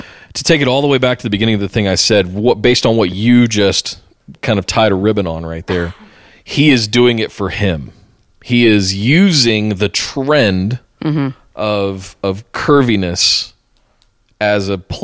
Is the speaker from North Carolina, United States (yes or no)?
yes; North Carolina, United States; moved away; I'm from North Carolina originally